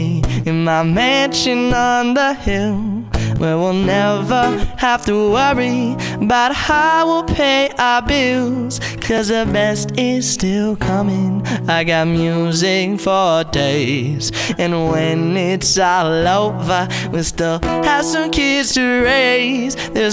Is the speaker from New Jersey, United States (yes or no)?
yes; New Jersey, United States; I am from Southern New Jersey.